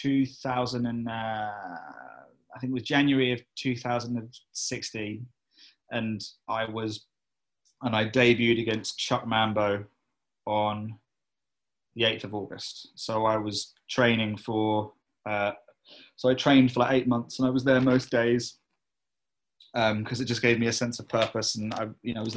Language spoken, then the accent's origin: English; Cambridge, East of England, United Kingdom; I am from Cambridge